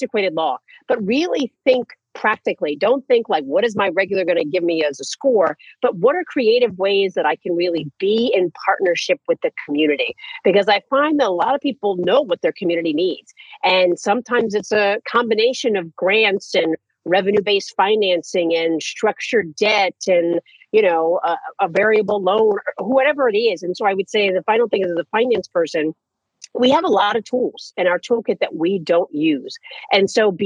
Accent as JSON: {"language": "English", "town": "New York City", "region": "New York", "country": "United States", "said": "I'm from New York City"}